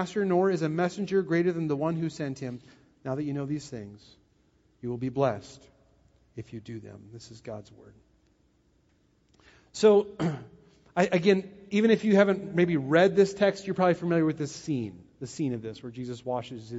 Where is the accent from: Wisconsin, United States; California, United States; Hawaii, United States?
Wisconsin, United States; I'm from Wisconsin, and many of you are, and so I know how Wisconsin people think about serving.